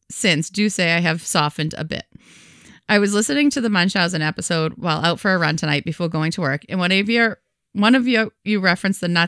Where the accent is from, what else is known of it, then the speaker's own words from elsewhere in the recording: Massachusetts, United States; also born or lived in New Hampshire; raised in Massachusetts and grew up in Mass, New Hampshire. I worked my early nursing career in New England and was surrounded by people like you both who had my accent